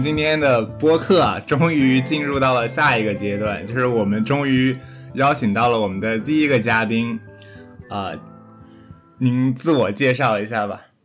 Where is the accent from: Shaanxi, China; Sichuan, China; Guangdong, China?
Guangdong, China; Shenzhen; 不是精神罗湖人，是实实在在的罗湖人